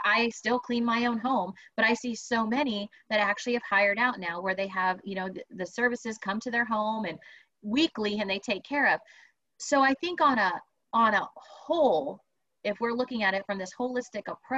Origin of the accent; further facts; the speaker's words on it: Texas, United States; I'm a Texan.